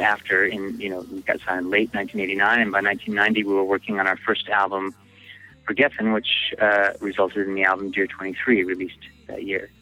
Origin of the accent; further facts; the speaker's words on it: Bellingham, Washington, United States; also born or lived in Seattle, Washington; we came from Bellingham, Washington, an hour and a half north of Seattle